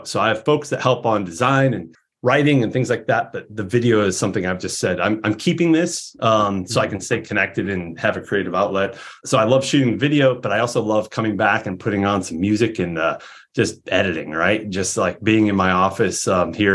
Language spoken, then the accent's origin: English; Peoria, Illinois, United States; moved away; I'm from Peoria, Illinois originally